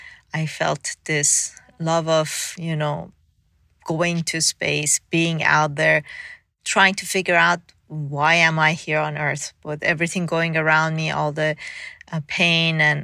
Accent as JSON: {"language": "English", "town": "Tehran", "region": "Tehran Province", "country": "Iran", "tie": "born or raised there", "also_born_or_lived": "Mashhad, Iran", "said": "I was born in Mashhad, which is the second largest city in Iran. And then about maybe when I was 4 years old, we moved to Tehran, which is a capital city"}